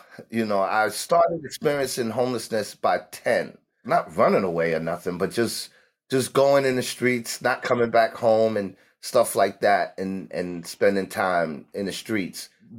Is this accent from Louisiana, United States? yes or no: no; New York City, New York, United States; also born or lived in Harlem; I grew up in Harlem and the Bronx. I was born mostly and raised in the Bronx during the 70s when New York was flooded with gangs.